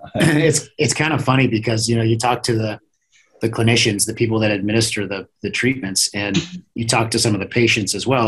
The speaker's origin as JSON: {"language": "English", "region": "Iowa", "country": "United States", "tie": "born or raised there", "also_born_or_lived": "Kansas", "moved": "as an adult", "said": "born and raised in Iowa"}